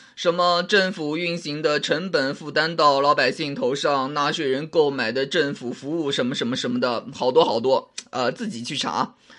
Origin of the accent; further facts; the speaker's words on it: China; 我们中国人